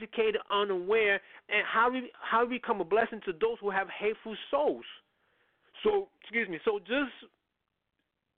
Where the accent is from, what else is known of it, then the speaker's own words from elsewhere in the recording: New York City, New York, United States; I come up from the Bronx